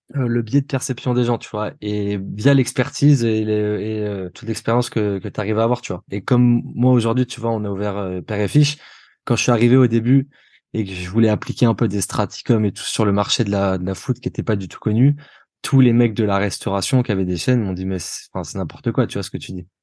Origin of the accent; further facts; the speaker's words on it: Nice, Provence-Alpes-Côte d'Azur, France; moved away; je viens de Nice